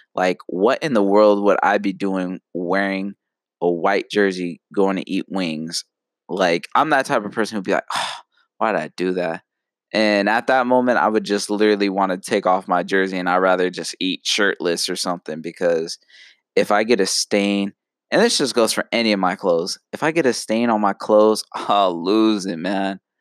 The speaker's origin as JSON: {"language": "English", "town": "Phoenix", "region": "Arizona", "country": "United States", "said": "I'm from Phoenix."}